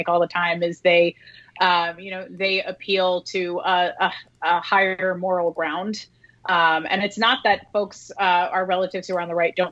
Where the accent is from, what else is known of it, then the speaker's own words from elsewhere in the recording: Kentucky, United States; I'm from Kentucky.